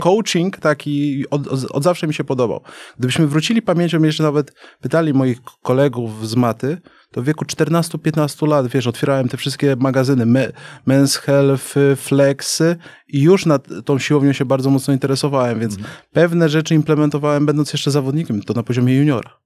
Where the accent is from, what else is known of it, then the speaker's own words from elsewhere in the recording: Wrocław, Lower Silesian Voivodeship, Poland; moved away as an adult; also born or lived in China; urodziłem we Wrocławiu. Mhm. Więc jakby Dolny Śląsk to, to, to, to moje rejony